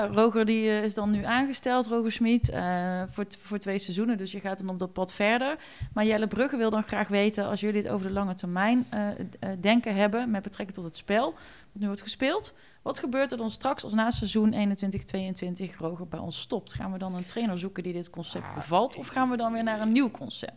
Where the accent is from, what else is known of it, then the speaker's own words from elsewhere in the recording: Eindhoven, North Brabant, Netherlands; ik kom natuurlijk uit Eindhoven